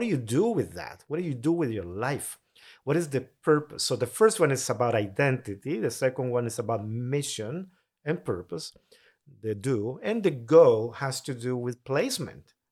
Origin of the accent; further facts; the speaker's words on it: Tegucigalpa, Francisco Morazán, Honduras; English is a second language; moved away as an adult; now in United States; born raised in Tegucigalpa, capital city of Honduras